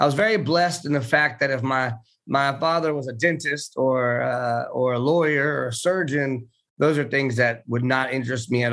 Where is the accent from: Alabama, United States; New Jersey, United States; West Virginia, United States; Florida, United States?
Florida, United States; Tampa; I was born in Tampa, Florida